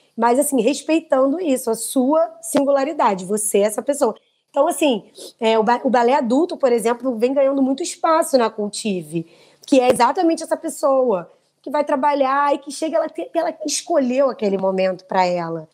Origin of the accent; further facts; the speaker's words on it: Brazil; Nós somos brasileiros